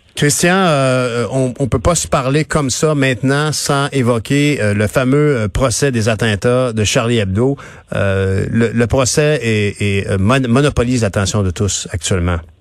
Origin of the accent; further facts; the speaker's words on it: Quebec, Canada; on est des Nord-Américains, mais profondément, on est attaché à la France, à nos cousins français.